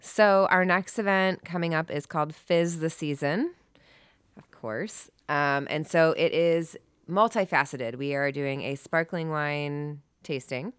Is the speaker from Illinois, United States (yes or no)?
yes; Chicago, Illinois, United States; I'm from Chicago